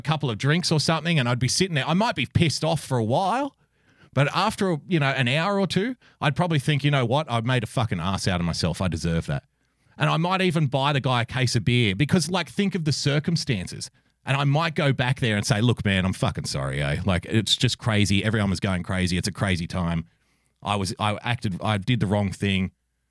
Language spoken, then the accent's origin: English; Australia; I love being an Australian